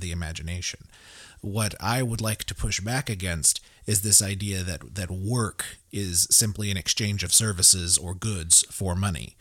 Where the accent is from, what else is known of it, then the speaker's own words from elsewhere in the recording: Tulsa, Oklahoma, United States; now in Broken Arrow, United States; I live in Broken Arrow, Oklahoma. I grew up in Tulsa